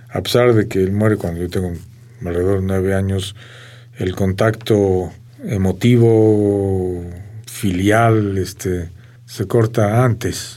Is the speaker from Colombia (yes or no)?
no; Mexico; first language Armenian; Spanish is a second language; No hay nada que me haga sentir otra cosa que no sea totalmente mexicano